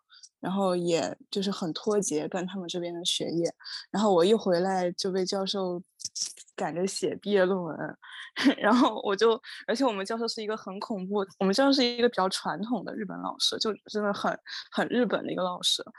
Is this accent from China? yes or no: yes; China; moved away as an adult; now in Japan; 整个年级只有我一个中国人这一届